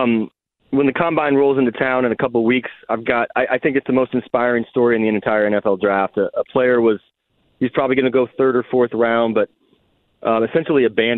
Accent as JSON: {"language": "English", "town": "Indianapolis", "region": "Indiana", "country": "United States", "tie": "born or raised there", "said": "growing up in Indianapolis."}